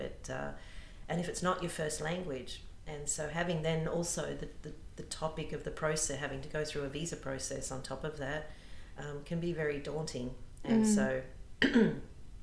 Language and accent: English; Australia; accent: Australian; moved away as an adult; also born or lived in London; now in Vienna, Austria; I'm an Australian living in Austria